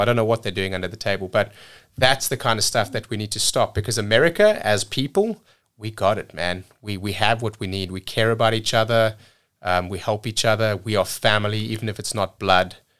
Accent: South Africa; moved away as an adult; also born or lived in cruise ships; now in United States; growing up in South Africa

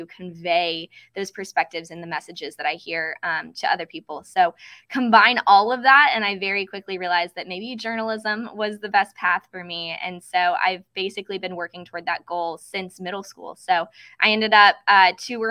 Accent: Lexington, Kentucky, United States; my hometown of Lexington, Kentucky

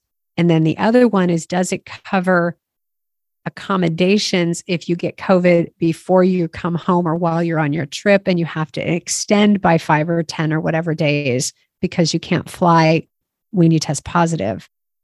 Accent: United States; I'm an American.

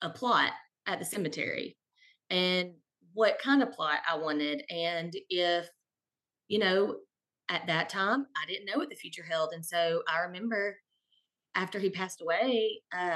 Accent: Stuttgart, Arkansas, United States; also born or lived in Fayetteville, Arkansas / White Hall, Arkansas; I grew up in a small town, Southeast Arkansas, Stuttgart

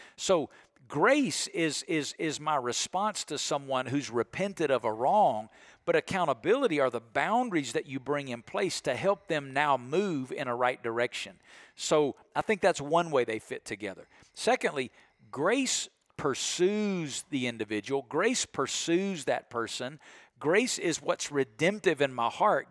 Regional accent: Alabama, United States; I'm from Alabama

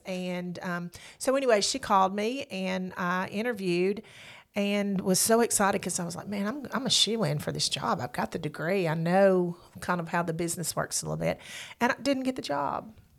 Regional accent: the Shoals area, Alabama, United States; I am born and raised in the Shoals area. Went to Deschler High School, and when I graduated, I came

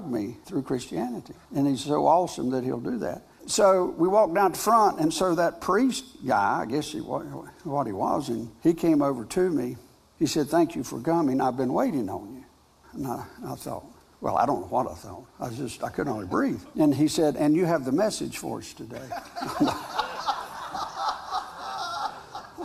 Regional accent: North Carolina, United States; I'm a farmer from North Carolina

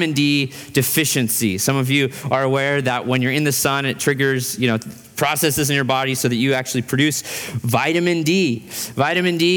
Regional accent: Fairbanks, Alaska, United States; now in Boise, United States; In Fairbanks, Alaska, where I grew up

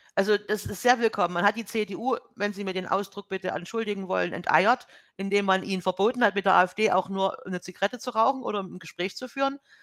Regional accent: Germany; als Deutsche

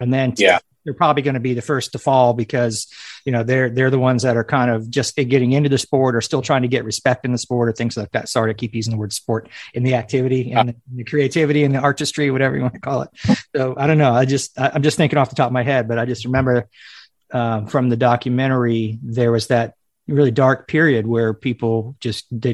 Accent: Palm Beach County, South Florida, United States; I grew up in South Florida in Palm Beach County

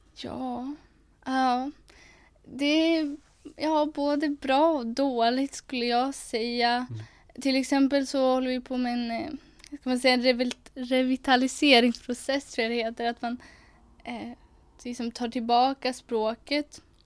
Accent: Umeå, Västerbotten County, Sweden; Jag är 19 eh, år och bor här i Umeå. Uppvuxen här och kommer härifrån staden

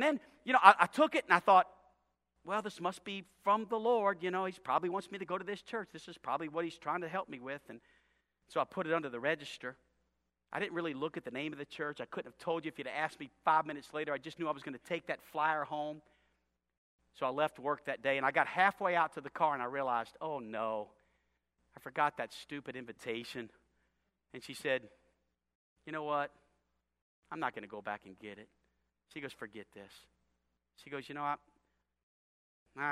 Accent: New Orleans, Louisiana, United States; also born or lived in Chicago / Los Angeles; now in Hot Springs, United States; I'm from New Orleans and went to school in Chicago and was the youth pastor in L.A.

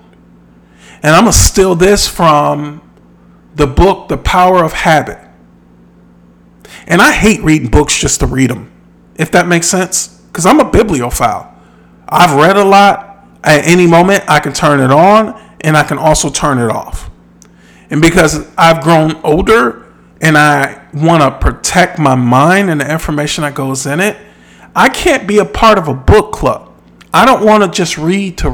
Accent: Midwest, United States; I'm from the Midwest.

